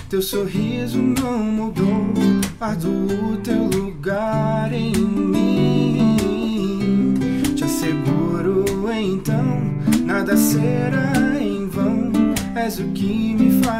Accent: Fortaleza, Ceará, Brazil; now in São Paulo, Brazil; Sou de Fortaleza. Não tenho mais é. sotaque, porque já faz.

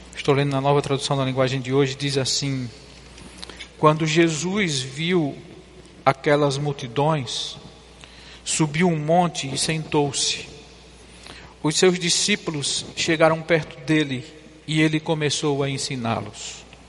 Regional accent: João Pessoa and Recife, Northeast Brazil, Brazil; moved away; visitando minha terra, João Pessoa e Recife. Fui lá renovar o sotaque

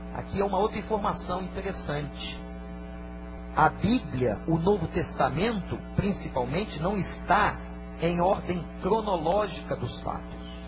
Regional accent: Brazil; Eu sou brasileiro porque eu nasci no Brasil

